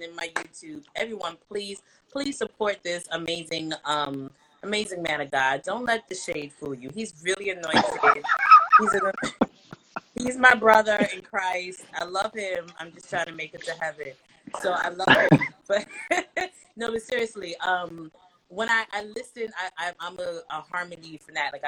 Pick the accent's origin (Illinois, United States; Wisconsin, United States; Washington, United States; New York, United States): New York, United States; I'm from New York